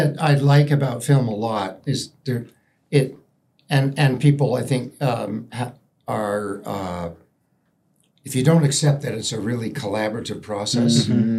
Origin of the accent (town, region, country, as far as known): Toronto, Ontario, Canada; born or raised there; moved away; also born or lived in England